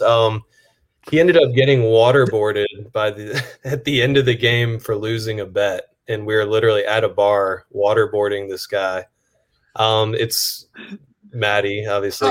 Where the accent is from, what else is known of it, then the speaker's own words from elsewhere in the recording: Atlanta, Georgia, United States; moved away as an adult; also born or lived in Buffalo, New York; now in New Orleans, United States; I was born in Buffalo. Um, we moved out of Buffalo when I was probably, I don't know, five or six years old to Atlanta. Um, grew up in Atlanta